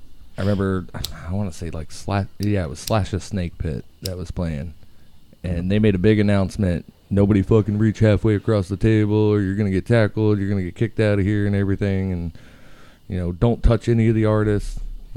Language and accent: English; Florida, United States; Citrus County.